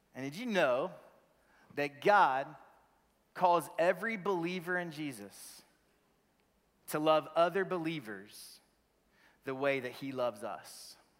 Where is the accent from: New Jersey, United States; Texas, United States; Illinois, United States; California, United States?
Texas, United States; Crowley; moved away as an adult; also born or lived in Wichita Falls, Texas / Birmingham / Memphis / Vancouver, British Columbia, Canada; born in Wichita Falls, Texas, raised in Crowley, Texas, just south of Fort Worth on three and a half acres